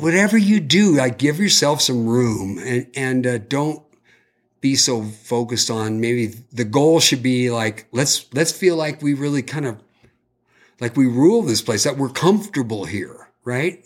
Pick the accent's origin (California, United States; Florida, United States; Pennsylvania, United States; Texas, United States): California, United States; I'm from California